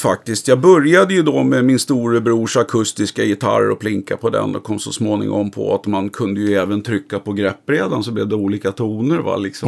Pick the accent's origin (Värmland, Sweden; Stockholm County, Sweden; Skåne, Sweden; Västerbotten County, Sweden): Stockholm County, Sweden; Stockholm; also born or lived in Vidja; i Sätra då, där jag är uppvuxen.